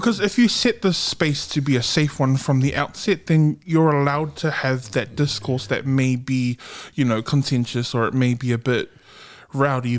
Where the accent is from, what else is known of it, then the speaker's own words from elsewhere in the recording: Auckland, New Zealand; I'm from South Auckland